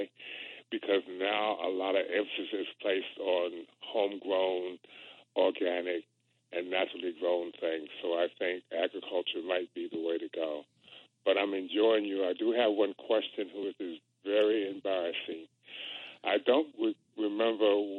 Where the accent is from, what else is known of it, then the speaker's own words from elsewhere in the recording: Washington, District of Columbia, United States; I grew up in the Washington area